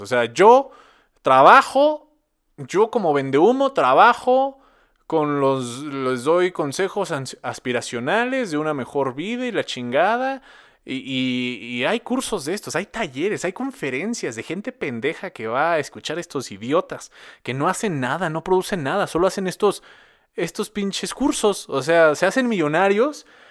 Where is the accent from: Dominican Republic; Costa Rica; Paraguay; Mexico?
Mexico; vivo en Latinoamérica, soy residente de México